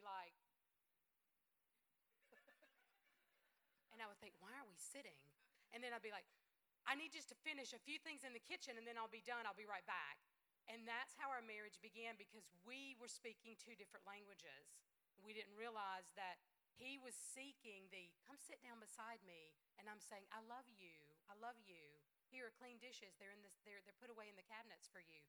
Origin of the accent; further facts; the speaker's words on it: the South, United States; I'm from the South, and we know how to feed people